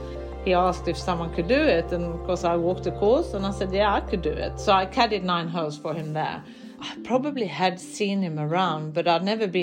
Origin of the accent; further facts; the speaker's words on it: Sweden; moved away; I came from Sweden.